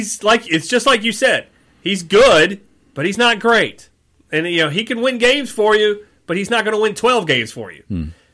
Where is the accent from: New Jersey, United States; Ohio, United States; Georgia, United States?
Georgia, United States; Atlanta; I'm basically from Atlanta.